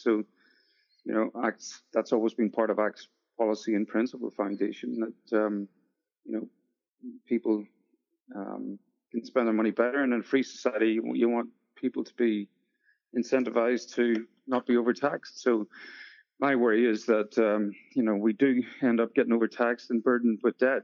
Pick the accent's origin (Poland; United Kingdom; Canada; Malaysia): United Kingdom; Northern Ireland; moved away as an adult; also born or lived in Sydney, Australia; now in New Zealand; I'm originally from Northern Ireland